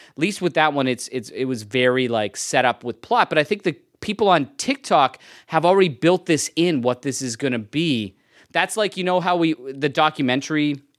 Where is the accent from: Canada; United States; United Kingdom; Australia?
Canada; Edmonton, Alberta; born or raised there